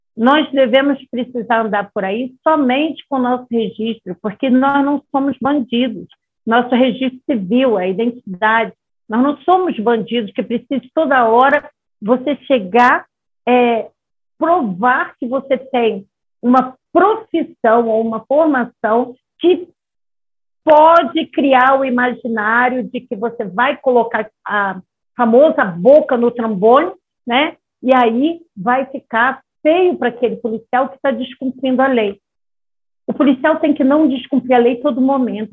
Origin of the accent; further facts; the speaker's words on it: Rio de Janeiro, Brazil; moved away; na minha cidade natal, que é uma cidade mais liberada, é Rio de Janeiro